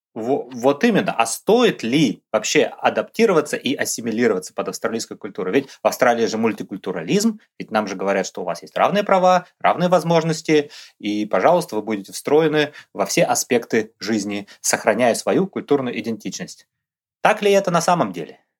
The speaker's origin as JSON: {"language": "Russian", "country": "Russia", "moved": "as an adult", "lives_now": "Brisbane, Australia", "said": "мы, его постоянные ведущие, русские австралийцы"}